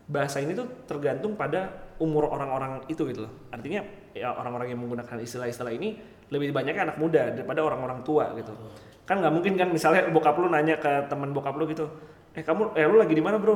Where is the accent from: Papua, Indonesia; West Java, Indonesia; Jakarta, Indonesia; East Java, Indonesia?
Jakarta, Indonesia; South Jakarta; Kayak gini, gue lahir di Jaksel juga. Eh enggak, maksudnya gini, gue apa namanya besar di Jaksel juga.